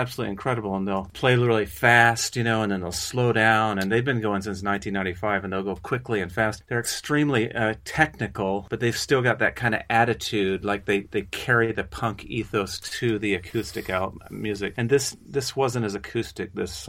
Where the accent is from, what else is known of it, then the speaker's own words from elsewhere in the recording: Kansas, United States; I'm from Kansas